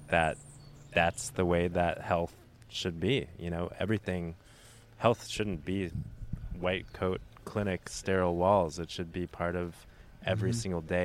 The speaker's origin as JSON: {"language": "English", "region": "Arizona", "country": "United States", "said": "I'm from Arizona, you know, in the Southwest"}